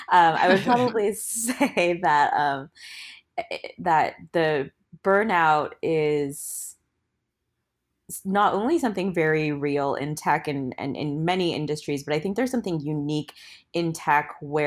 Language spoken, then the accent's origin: English; Portland, Oregon, United States; I use she, they pronouns. I am from Portland, Oregon